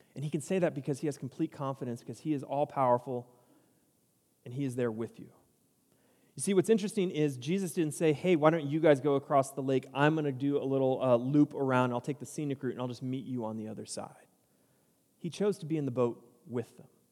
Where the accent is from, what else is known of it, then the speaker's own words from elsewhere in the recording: San Diego, California, United States; moved away as an adult; now in Cedar Park, United States; I grew up in San Diego